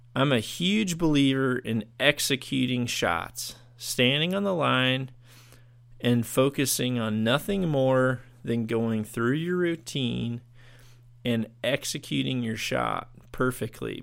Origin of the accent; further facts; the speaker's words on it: United States; here in my, in my home country